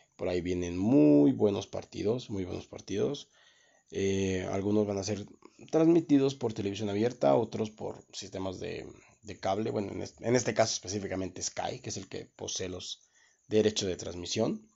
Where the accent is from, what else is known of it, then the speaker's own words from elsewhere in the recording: Guanajuato, Mexico; aquí en lo que fue el estado de Guanajuato